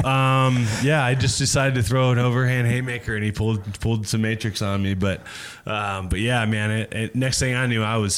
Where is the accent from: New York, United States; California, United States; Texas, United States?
California, United States; Santa Clarita; I grew up in, uh, in Los Angeles, okay. just north of LA, uh, downtown there, in a little place called uh, Santa Clarita Valley, um, Valencia. Um, uh, just grew grew up there, born and raised